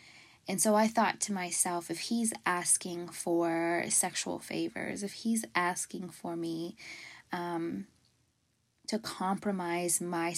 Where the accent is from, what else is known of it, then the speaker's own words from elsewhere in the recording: Fort Worth, Texas, United States; So I grew up in Fort Worth, Texas. No silver spoon in my mouth. Both working parents. And it was in a Christian household.